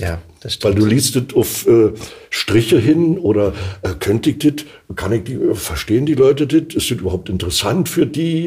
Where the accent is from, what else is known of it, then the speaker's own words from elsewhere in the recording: Berlin, Germany; accent: Berlin; now in Kleinmachnow, Germany; in Ostberlin Ost bin ich geboren, in Prenzlauer Berg.